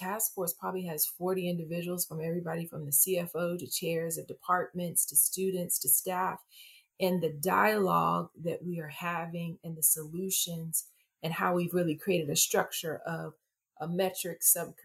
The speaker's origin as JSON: {"language": "English", "region": "Texas", "country": "United States", "said": "I'm from Texas."}